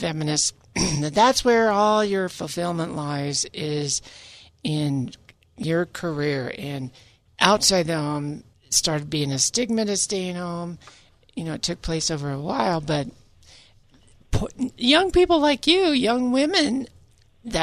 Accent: California, United States; also born or lived in Utah / San Francisco Bay Area, California; where I was raised in California

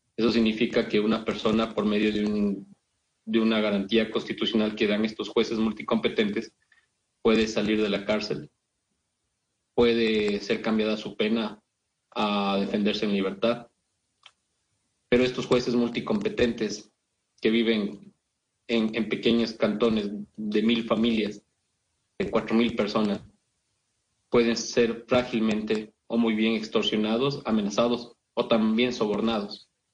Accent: Ecuador

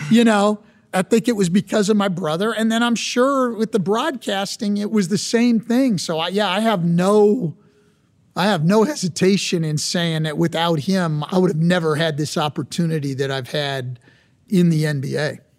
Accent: California, United States; I grew up in California

